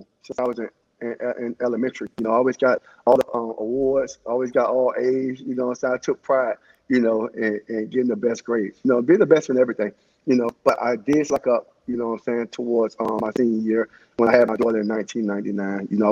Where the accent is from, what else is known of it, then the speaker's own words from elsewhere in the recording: Miami, Florida, United States; because I'm from Miami.